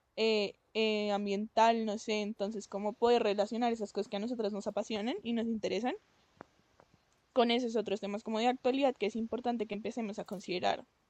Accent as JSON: {"language": "Spanish", "country": "Colombia", "said": "nosotros somos de Colombia, pues por si no se notan los acentos"}